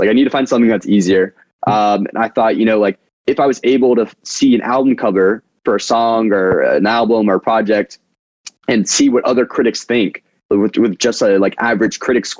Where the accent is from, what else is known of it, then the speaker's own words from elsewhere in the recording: United States; And I was like, I'm from America.